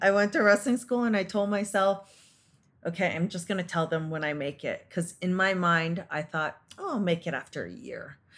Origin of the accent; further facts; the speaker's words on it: Canada; I was born and raised in Canada